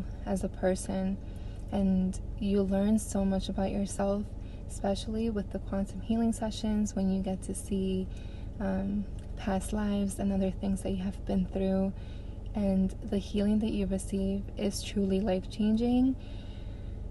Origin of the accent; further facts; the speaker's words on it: Connecticut, United States; I'm from Connecticut